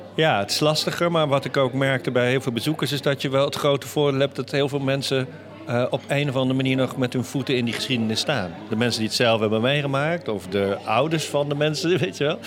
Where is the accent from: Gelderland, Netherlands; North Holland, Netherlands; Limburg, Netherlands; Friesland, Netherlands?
North Holland, Netherlands; Amsterdam; also born or lived in Utrecht; now in Doorn, Netherlands; ik ben echt een Amsterdammer dan, ja. ik ben in Amsterdam geboren